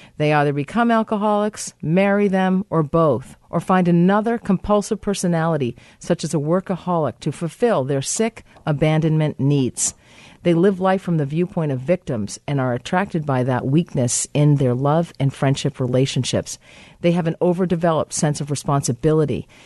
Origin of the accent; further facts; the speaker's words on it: Massachusetts, United States; in the state of Massachusetts. My home state.